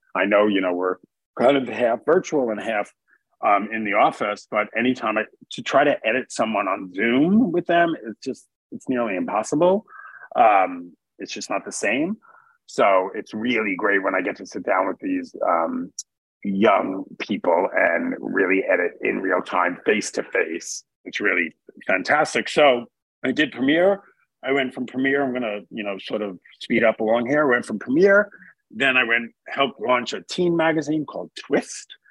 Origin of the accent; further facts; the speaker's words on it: New York City, New York, United States; moved away; also born or lived in Connecticut / Boston; I grew up in New York City. I grew up in Queens